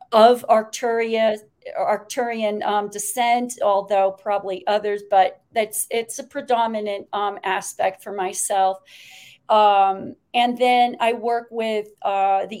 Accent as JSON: {"language": "English", "town": "Great Falls", "region": "Montana", "country": "United States", "tie": "born or raised there", "said": "I was born in Great Falls, Montana"}